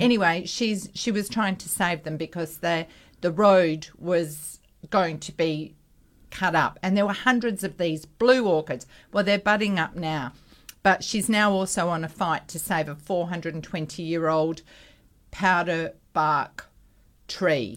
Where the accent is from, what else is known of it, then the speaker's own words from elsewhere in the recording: Perth, Western Australia, Australia; when we grew up in North Beach, we had a vacant block next door to us